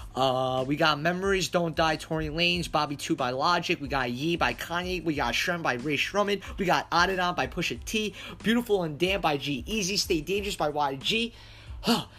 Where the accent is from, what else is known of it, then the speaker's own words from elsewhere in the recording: New York City, New York, United States; I'm from Staten Island